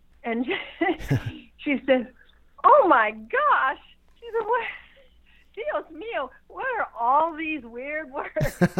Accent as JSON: {"language": "English", "country": "United States", "said": "like many Americans, I'm half Irish"}